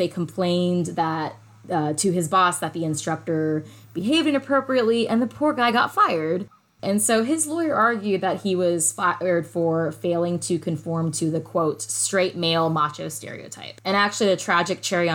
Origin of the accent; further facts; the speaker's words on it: Atlanta, Georgia, United States; my hometown, Atlanta